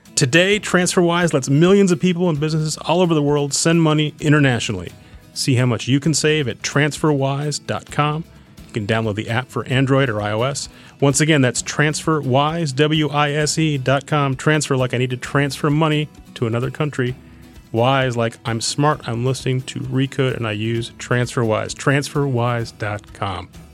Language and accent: English; Edina, Minnesota, United States; moved away; I grew up outside Minneapolis